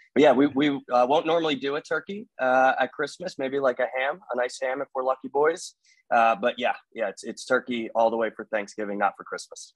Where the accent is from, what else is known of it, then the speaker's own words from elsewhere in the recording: New Jersey, United States; now in Maryland, United States; I was born and bred in New Jersey. Uh, I reside in the state of Maryland right now.